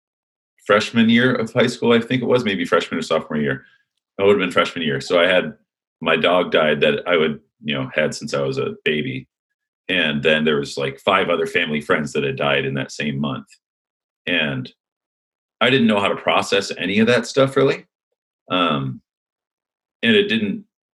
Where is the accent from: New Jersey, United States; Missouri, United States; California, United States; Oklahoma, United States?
California, United States; Huntington Beach; also born or lived in Illinois; Then we moved out here to Huntington Beach, California.